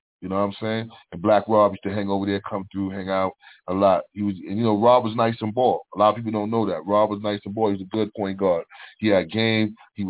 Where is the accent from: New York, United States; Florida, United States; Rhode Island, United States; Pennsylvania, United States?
New York, United States; New York City; I'm from Lexington Avenue, 110th Street. I'm straight up across, you know, y'all heard movies, across 110th Street. I'm born right there across 110th Street.